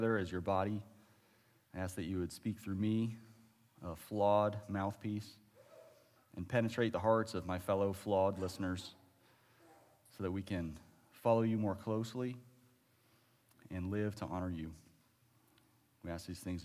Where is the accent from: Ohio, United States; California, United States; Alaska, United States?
Ohio, United States; moved away; I was originally from Ohio